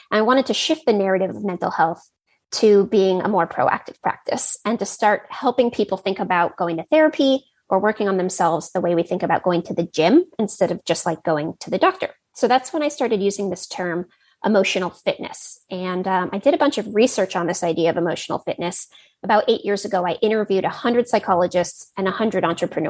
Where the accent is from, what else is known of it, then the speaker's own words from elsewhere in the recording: Silicon Valley, California, United States; I grew up in Silicon Valley